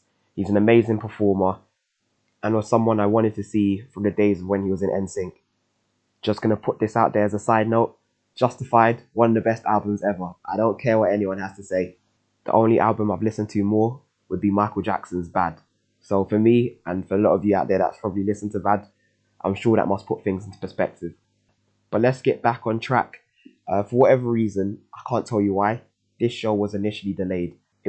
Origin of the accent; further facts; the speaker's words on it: London, United Kingdom; for someone like myself growing up in the East End, which at the time was one of the most deprived areas in the UK